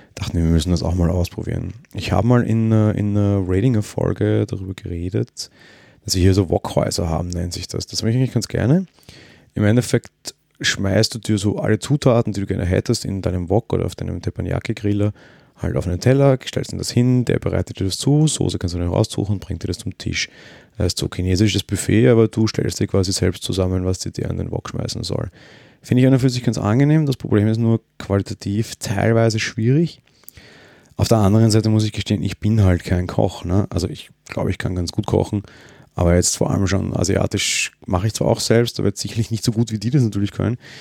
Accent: Austria; ich bin Österreicher

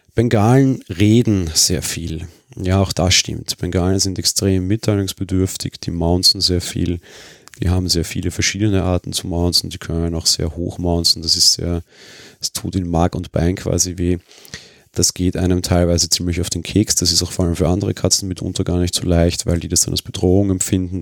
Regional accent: Vienna, Austria; für mich als Wiener

